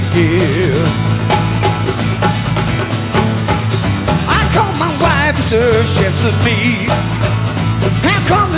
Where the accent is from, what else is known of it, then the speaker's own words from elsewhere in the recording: East Tennessee Mountains, United States; we're from the East Tennessee Mountains, which is right over the ridge over there